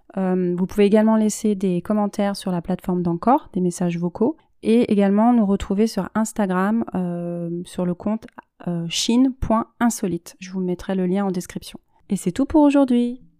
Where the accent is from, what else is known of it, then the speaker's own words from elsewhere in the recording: France; moved away as an adult; now in Shanghai, China; on est français